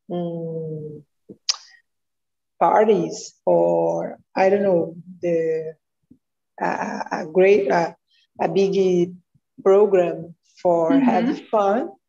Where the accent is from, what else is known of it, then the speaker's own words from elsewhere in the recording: Rio de Janeiro, Brazil; English is a second language; I'm 30 years old. I was born and live in Rio.